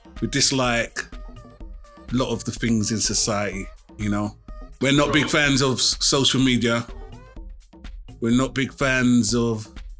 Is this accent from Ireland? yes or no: no; London, United Kingdom; 43 years old, born and bred in South London.